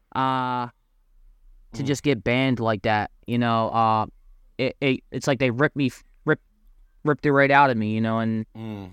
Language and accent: English; Philadelphia, Pennsylvania, United States; moved away as an adult; now in New Jersey, United States; I'm from Philadelphia, um, Port Richmond area, um, area, the neighborhood uh, in Philly. Um, so um, basically, you know, I went to high school in, at Roman Catholic High School, uh, Philly native, born and raised